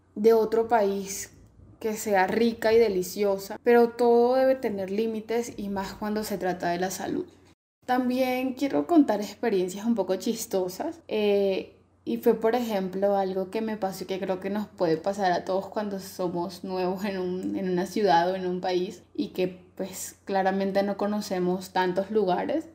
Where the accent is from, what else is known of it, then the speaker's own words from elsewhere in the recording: Colombia; moved away as an adult; now in Mexico; soy colombiana